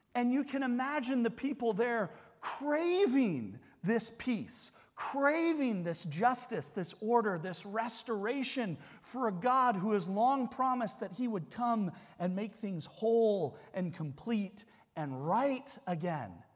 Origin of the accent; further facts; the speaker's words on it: United States; as an American